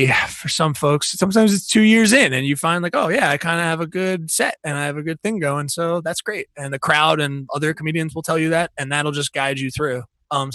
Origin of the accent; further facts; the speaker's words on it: New Jersey, United States; now in Philadelphia, United States; I'm also from New Jersey originally, so I have trash mouth.